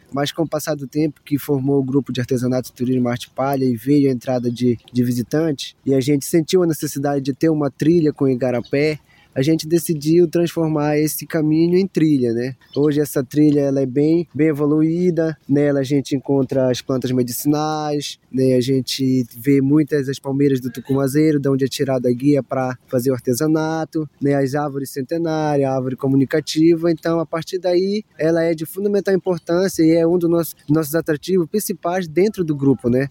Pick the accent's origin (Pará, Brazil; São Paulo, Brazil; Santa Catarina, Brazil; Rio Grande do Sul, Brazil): Pará, Brazil; São Miguel community; sou aqui da comunidade de São Miguel